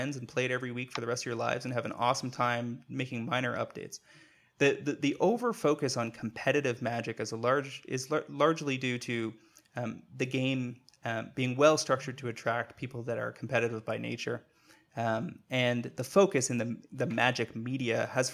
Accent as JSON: {"language": "English", "country": "Canada", "said": "I'm a Canadian"}